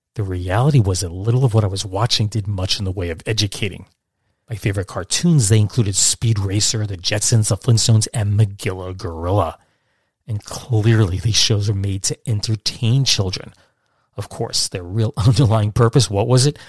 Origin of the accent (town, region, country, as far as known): Catskill Mountains, New York, United States; born or raised there; also born or lived in Brooklyn, New York